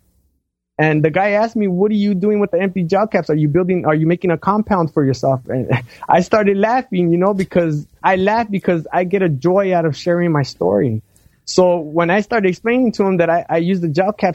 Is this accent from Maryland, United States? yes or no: no; Los Angeles, California, United States; I'm from Los Angeles. You know, I live in an urban jungle.